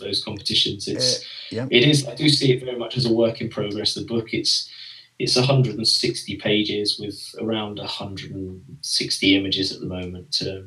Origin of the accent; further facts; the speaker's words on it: England, United Kingdom; accent: English; my English accent